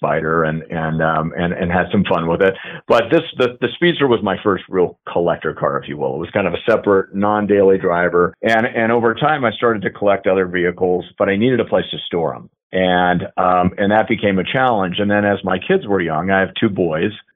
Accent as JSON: {"language": "English", "region": "Southern California", "country": "United States", "tie": "born or raised there", "said": "as a kid growing up in Southern California"}